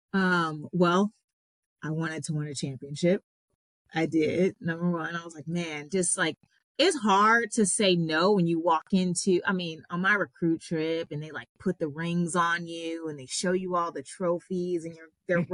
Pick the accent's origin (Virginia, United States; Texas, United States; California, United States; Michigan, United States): California, United States; Long Beach; I grew up in Long Beach, California